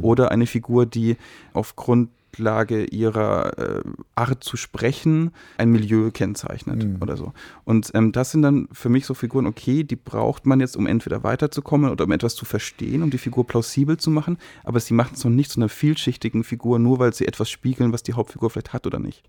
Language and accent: German; Germany; wir uns als Deutsche